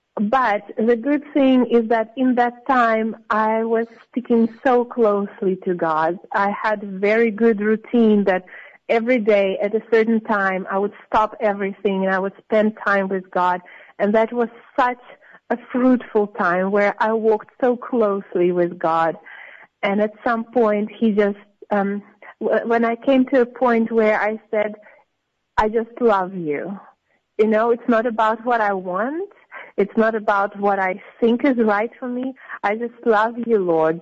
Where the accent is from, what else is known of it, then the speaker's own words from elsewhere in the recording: Samara, Samara Oblast, Russia; moved away as an adult; also born or lived in St. Petersburg; I was born in St. Petersburg in, in Russia. Um, yeah, but I basically grew up in a different city. I grew up in Samara